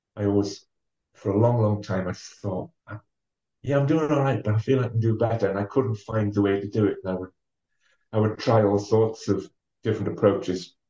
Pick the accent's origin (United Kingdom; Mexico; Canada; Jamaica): United Kingdom; Ferryhill, North East England; now in Durham, United Kingdom; I am from County Durham, and uh, I actually grew up in a an old mining town called uh, Ferry Hill.